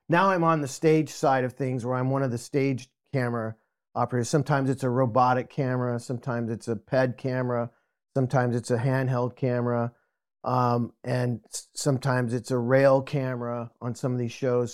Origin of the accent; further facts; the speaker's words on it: Albuquerque, New Mexico, United States; moved away as an adult; now in San Diego, United States; I grew up in Albuquerque, New Mexico.